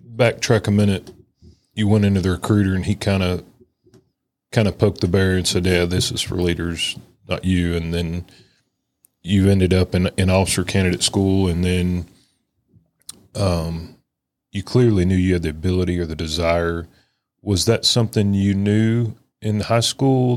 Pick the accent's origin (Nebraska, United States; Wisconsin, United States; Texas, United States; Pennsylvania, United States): Texas, United States; us Texans